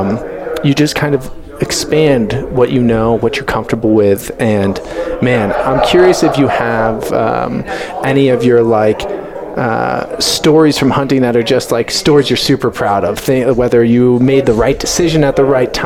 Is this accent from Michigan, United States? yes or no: no; Long Island, New York, United States; moved away as an adult; now in Colorado, United States; so I grew up in Long Island and my parents live on the water on the North Shore.